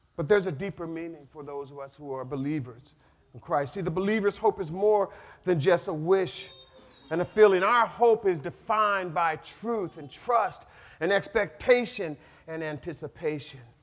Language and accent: English; North Pole, Alaska, United States; I was born and raised in North Pole, Alaska on a farm